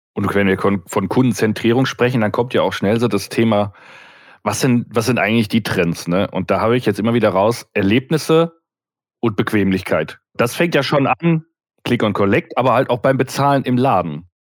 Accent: Duisburg, North Rhine-Westphalia, Germany; Jetzt komme ich gebürtig ja aus dem Ruhrgebiet, aus Duisburg

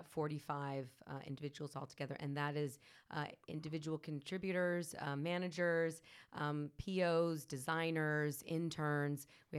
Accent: San Ramon, California, United States; I am actually from San Ramon, California, Bay Area.

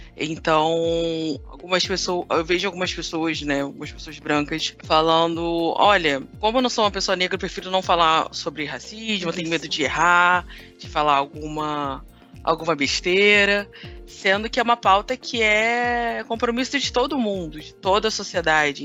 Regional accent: Rio de Janeiro, Brazil; eu sou carioca, filha de nordestinos

